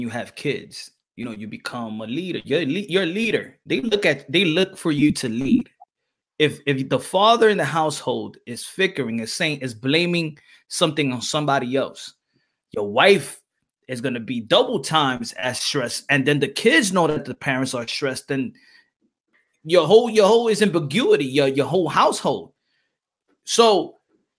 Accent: New York City, New York, United States; moved away; I'm from New York, Wash Heights, Harlem, BX.

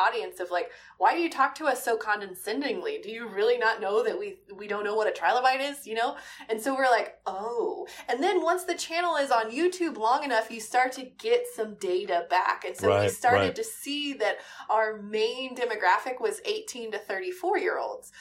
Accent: Midwest, United States; I grew up in the Midwest

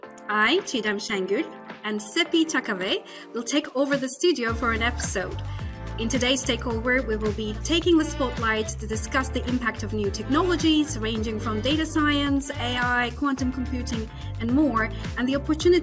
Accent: Istanbul, Turkey; moved away as an adult; also born or lived in United States; now in United Kingdom; I was born in Istanbul, Turkey

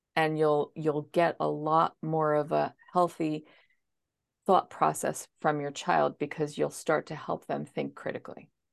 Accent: New Jersey, United States; I am actually from New Jersey, so I'm coming to you on the East Coast.

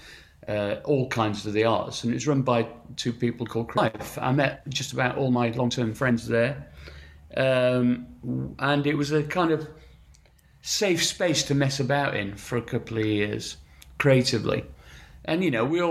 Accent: Sheffield, Yorkshire and the Humber, United Kingdom; moved away as an adult; I'm from Sheffield and grew up in Sheffield till I was 21 years old.

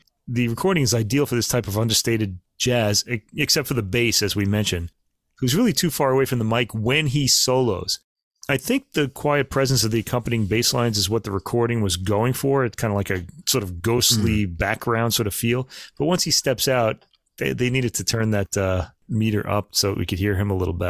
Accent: New York City, New York, United States; I was born in Brooklyn

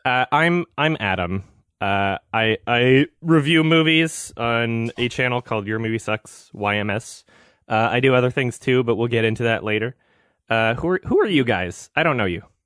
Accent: Canada; I'm, I'm from Canada

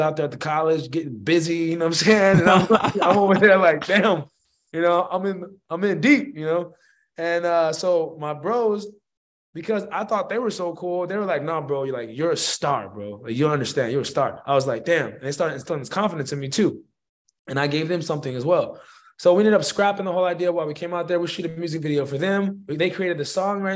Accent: Phoenix, Arizona, United States; also born or lived in Tucson, Arizona; I'm from Phoenix. I'm from the south side of Phoenix, Arizona.

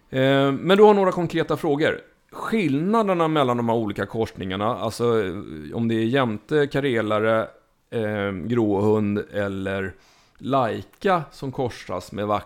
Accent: Småland, Sweden; vilket inte vill säga lite eftersom jag är från Småland.

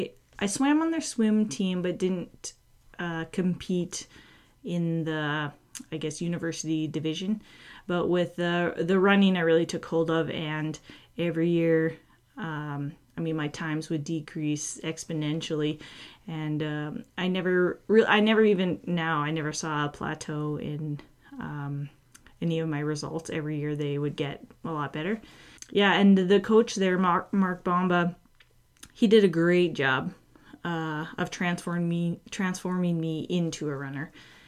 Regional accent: Edmonton, Alberta, Canada; and then 2014, I got to compete in Edmonton. So I guess it would be my hometown world championship race.

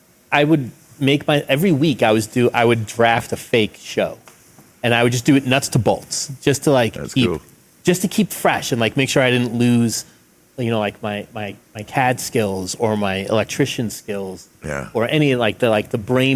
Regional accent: Long Island, New York, United States; moved away as an adult; now in San Francisco, United States; I grew up in New York, you know, so like I was used to like a certain amount of excitement.

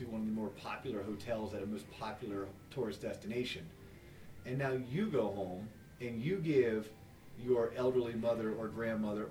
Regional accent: United States; as an American

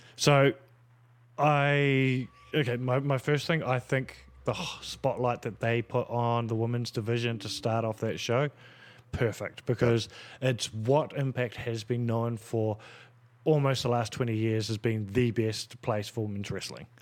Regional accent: Australia; as an Australian

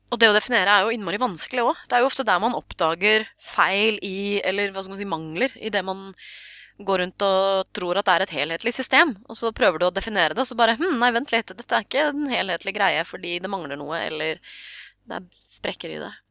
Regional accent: Norway; vi nordmenn, for oss så er jo tro en privatsak

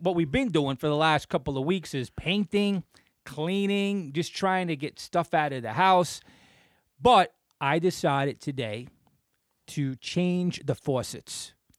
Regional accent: Clifton, New Jersey, United States; growing up in Clifton

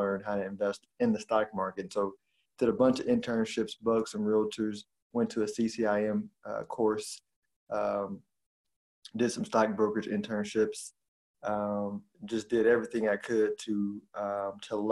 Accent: Houston, Texas, United States; I grew up in Houston

